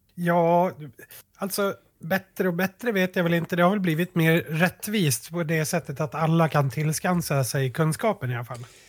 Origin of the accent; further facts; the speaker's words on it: Sweden; vi som svenskar